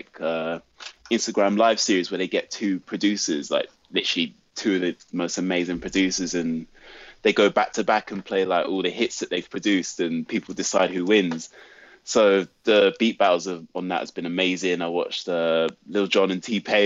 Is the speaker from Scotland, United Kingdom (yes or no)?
no; London, United Kingdom; when I was a kid growing up in South London